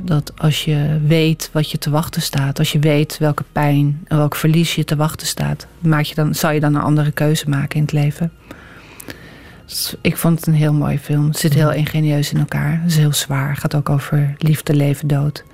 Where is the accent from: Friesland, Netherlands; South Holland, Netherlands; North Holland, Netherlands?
North Holland, Netherlands; Amsterdam; moved away as an adult; now in Utrecht, Netherlands; Ik ben ook geboren in Amsterdam